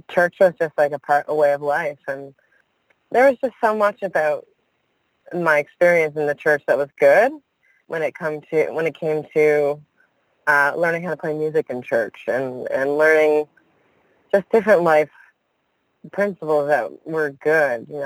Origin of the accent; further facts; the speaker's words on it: Newfoundland and Labrador, Canada; I'm from Newfoundland